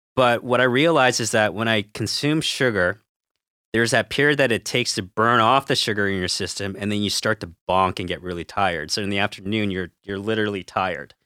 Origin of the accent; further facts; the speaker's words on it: Canada; we're Canadian